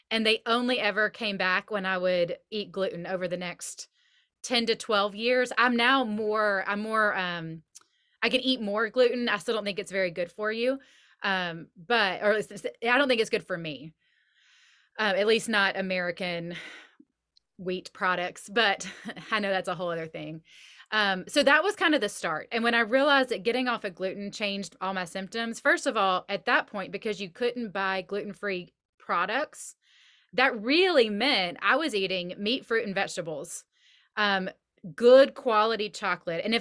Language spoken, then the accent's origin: English; the South, United States; now in Nashville, United States; I was raised in the South.